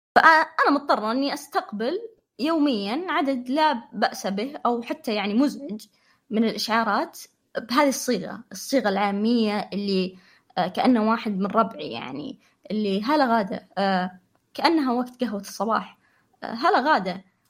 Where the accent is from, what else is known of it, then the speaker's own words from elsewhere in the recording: Saudi Arabia; عندنا في السعودية